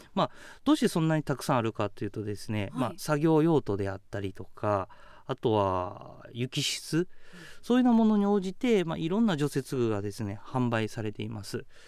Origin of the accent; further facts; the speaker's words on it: Kakogawa, Hyogo, Japan; moved away as an adult; also born or lived in Iwamizawa, Hokkaido; now in Hokkaido, Japan; 僕は兵庫県鹿児川市の出身です